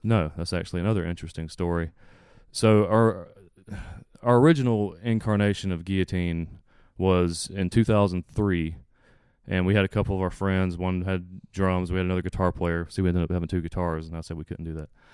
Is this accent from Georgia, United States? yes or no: yes; South Georgia, United States; I live in South Georgia.